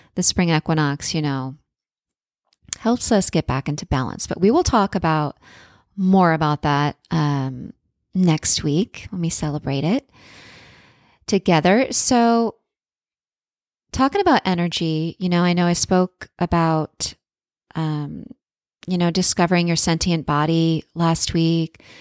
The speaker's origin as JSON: {"language": "English", "region": "Florida", "country": "United States", "tie": "born or raised there", "said": "I was born in the Sunshine State"}